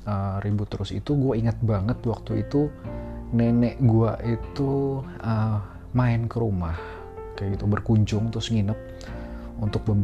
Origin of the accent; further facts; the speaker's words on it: Tamiang Layang, Central Kalimantan, Indonesia; also born or lived in Palangkaraya; gue kecilnya tuh di Kalimantan ya gue lahir di Kalimantan di Palangkaraya gue lahir di Palangkarayanya tapi uh, eh, gue tuh pindah ke kabupaten kecil namanya itu kabupaten uh, Barito Timur gitu di Tamiang Layang kotanya kecil banget gitu